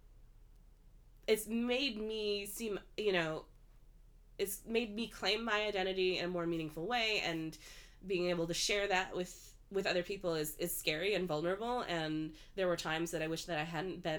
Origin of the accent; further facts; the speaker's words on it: Midwest, United States; growing up in the Midwest